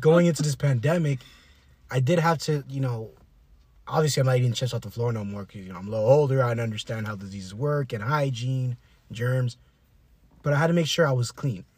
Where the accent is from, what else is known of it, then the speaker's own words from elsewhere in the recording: South Florida, United States; we're from South Florida